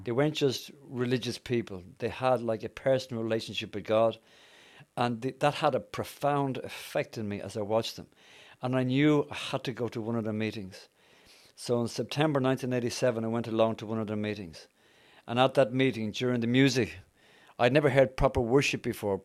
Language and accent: English; Dublin, Leinster, Ireland; moved away; also born or lived in Yorkshire; I'm Irish, as some of you have probably picked up. I'm from Dublin